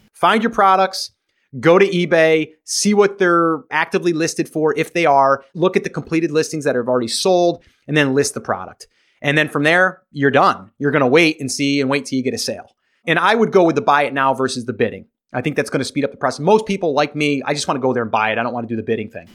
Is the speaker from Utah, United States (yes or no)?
no; New York, United States; now in South Carolina, United States; I'm originally from New York. I'm now in South Carolina